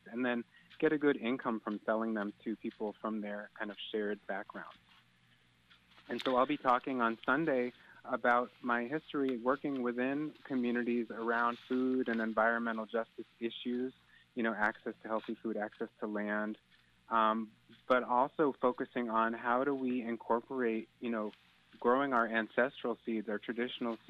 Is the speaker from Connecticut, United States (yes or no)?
yes; Willimantic, Connecticut, United States; now in Philadelphia, United States; my hometown